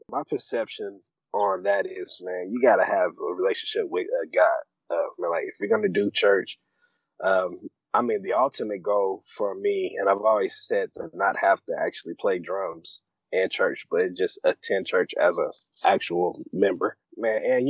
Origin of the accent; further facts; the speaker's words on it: Muncie, Indiana, United States; moved away as an adult; now in Indianapolis, United States; I'm originally from Muncie. Born and raised in Muncie.